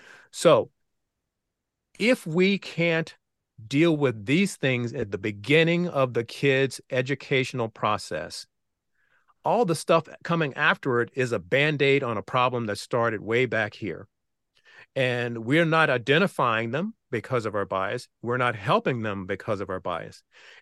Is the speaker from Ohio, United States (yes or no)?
no; Virginia, United States; I know from my own experience growing up in Southeastern Virginia that there were many teachers who did not expect that I had the capabilities I had.